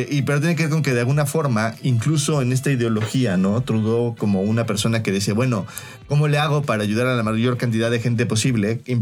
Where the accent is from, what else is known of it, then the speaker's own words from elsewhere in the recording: Mexico; como mexicanos que queremos